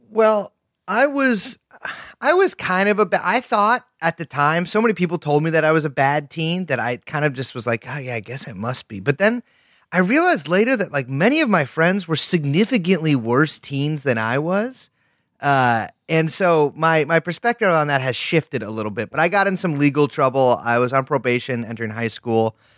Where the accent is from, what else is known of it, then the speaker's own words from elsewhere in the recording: California, United States; we're both from California